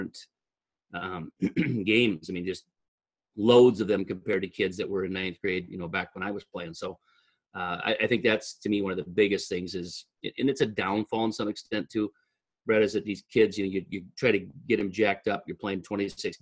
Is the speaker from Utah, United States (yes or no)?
no; Mankato, Minnesota, United States; I'm from Mankato. I am the welcome back Cotter, I guess, for those of you who are old enough to appreciate some of that. I went to Mankato East, graduated '84